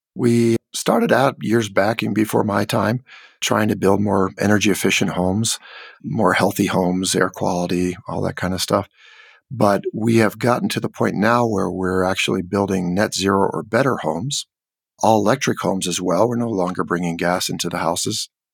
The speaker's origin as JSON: {"language": "English", "region": "California", "country": "United States", "tie": "born or raised there", "also_born_or_lived": "Mexico", "moved": "yes", "lives_now": "Santa Fe, United States", "said": "I grew up in California"}